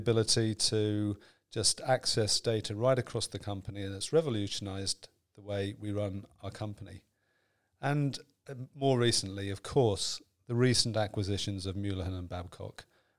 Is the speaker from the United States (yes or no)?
no; Ireland; also born or lived in South of England; I grew up in Ireland, although you wouldn't know that from my accent, would you?